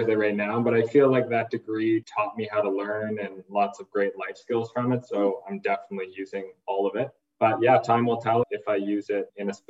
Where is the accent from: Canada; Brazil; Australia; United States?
Canada; Halifax, Nova Scotia; Yeah, I was born and raised on the East Coast in Halifax, Nova Scotia.